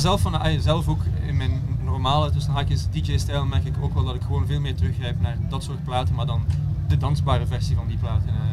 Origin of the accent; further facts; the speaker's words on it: Belgium; moved away as an adult; also born or lived in Berlin; na tien jaar Berlijn eh, teruggekeerd naar België, ja, bij familie en zo.